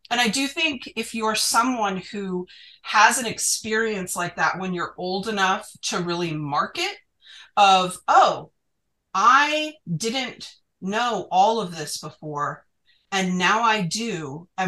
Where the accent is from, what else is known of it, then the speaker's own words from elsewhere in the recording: Utah, United States; I didn't grow up conservative, but I did grow up in Utah.